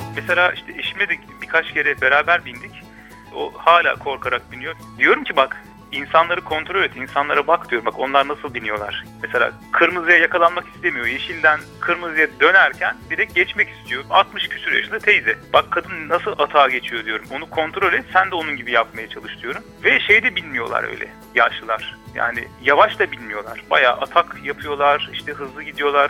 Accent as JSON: {"language": "Turkish", "region": "Ankara", "country": "Turkey", "tie": "born or raised there", "moved": "as an adult", "lives_now": "Copenhagen, Denmark", "said": "çocukluğumdan beri bu şehirde yaşadığım ve büyüdüğüm"}